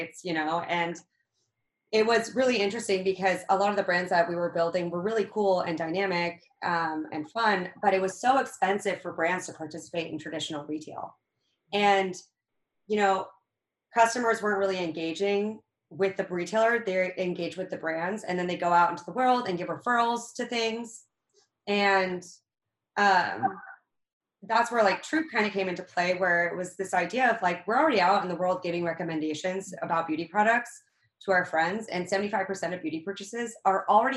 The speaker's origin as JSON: {"language": "English", "town": "Reno", "region": "Nevada", "country": "United States", "tie": "born or raised there", "said": "I grew up in Reno, Nevada"}